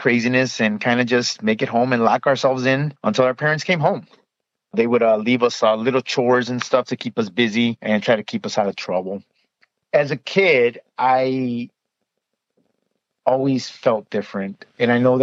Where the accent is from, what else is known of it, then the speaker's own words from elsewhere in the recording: Chicago, Illinois, United States; I am originally from Chicago, born and raised